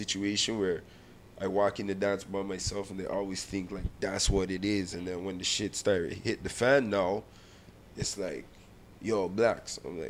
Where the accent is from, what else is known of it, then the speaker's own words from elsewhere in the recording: Alabama, United States; cause like I grew up in Alabama.